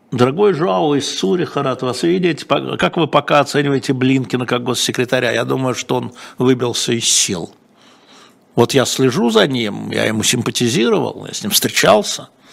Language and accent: Russian; Moscow, Russia; мы с вами в одной десятой школе в Лялином переулке учились